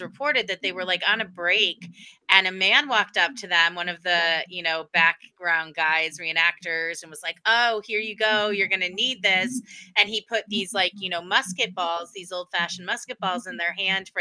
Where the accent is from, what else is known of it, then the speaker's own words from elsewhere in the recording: Connecticut, United States; accent: Yankee; I know I sound, you know, like a Yankee. I'm from Connecticut